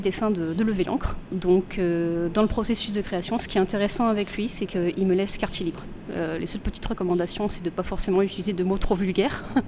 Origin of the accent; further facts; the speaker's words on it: Bordeaux, Nouvelle-Aquitaine, France; je suis de Bordeaux, moi aussi